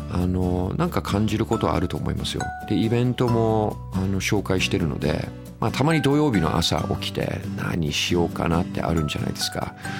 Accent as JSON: {"language": "Japanese", "region": "Tokyo", "country": "Japan", "tie": "born or raised there", "also_born_or_lived": "Niiza, Saitama, Japan / United Kingdom", "said": "僕あ埼玉県の新座生まれなんですよねで東京でほとんど育ちましたね"}